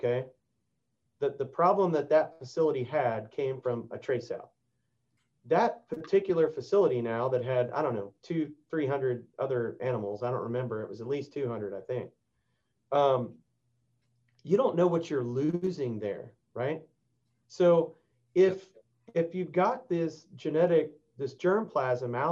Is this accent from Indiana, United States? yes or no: no; Texas, United States; I've been working on that here in my home state